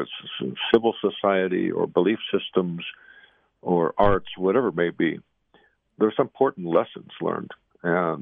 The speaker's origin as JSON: {"language": "English", "area": "Zuni Reservation", "region": "New Mexico", "country": "United States", "tie": "born or raised there", "said": "I'm here on the Zuni Reservation, my hometown"}